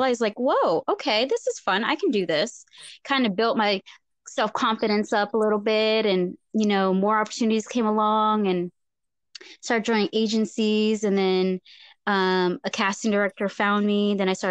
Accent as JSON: {"language": "English", "country": "Philippines", "tie": "born or raised there", "moved": "yes", "said": "I grew up around boys in the Philippines"}